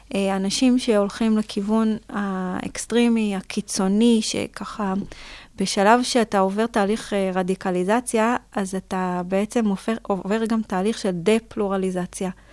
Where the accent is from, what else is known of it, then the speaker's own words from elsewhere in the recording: Israel; גם בתור ישראלית